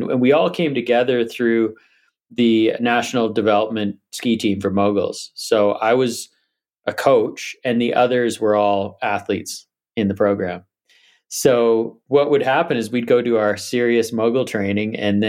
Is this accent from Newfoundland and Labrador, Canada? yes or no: no; Vancouver Island, British Columbia, Canada; also born or lived in Whistler; I grew up on Vancouver Island, so Mount Washington was our sort of only ski area.